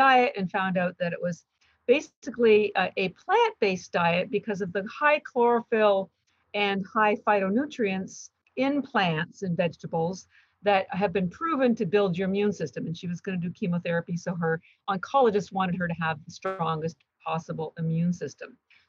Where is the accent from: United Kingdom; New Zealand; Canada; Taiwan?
Canada; moved away as an adult; now in Boston, United States; I'm actually Canadian, although I've lived in Boston, Massachusetts for 33 years